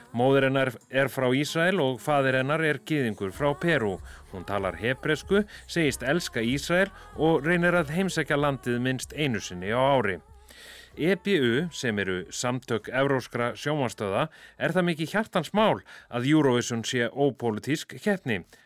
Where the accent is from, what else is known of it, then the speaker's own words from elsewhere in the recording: Iceland; við Íslendingar